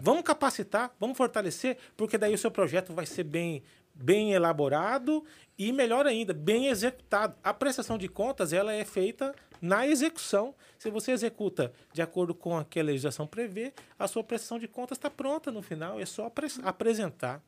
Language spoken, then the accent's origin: Portuguese; Cuiabá, Mato Grosso, Brazil; falando agora como um bom cuiabano